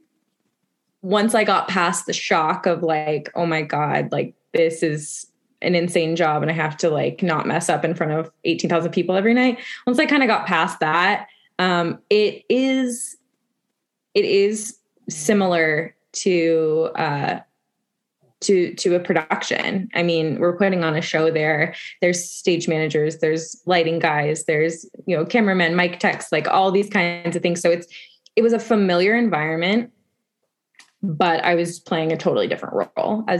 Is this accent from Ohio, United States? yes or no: no; Las Vegas, Nevada, United States; I got it in my hometown